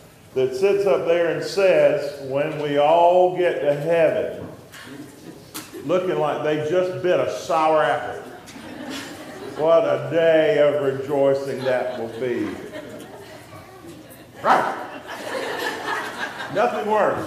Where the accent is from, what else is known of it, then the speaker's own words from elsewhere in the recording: Dublin, Georgia, United States; moved away as an adult; now in Blairsville, United States; That's my hometown, Dublin, Georgia